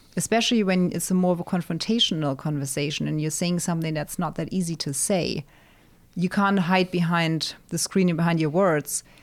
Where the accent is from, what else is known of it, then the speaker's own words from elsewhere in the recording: Germany; moved away as an adult; also born or lived in England; now in United States; being born and raised in Germany, my mom being German, my dad being North African